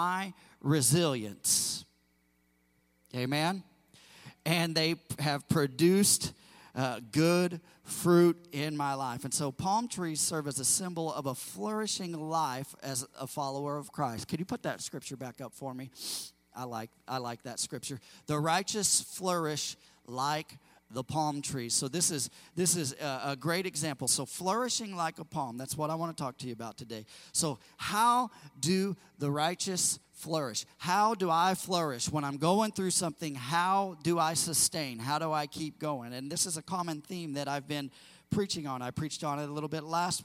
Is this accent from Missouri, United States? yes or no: yes; Missouri, United States; also born or lived in California; now in Indiana, United States; I grew up in Missouri prior to that in the Midwest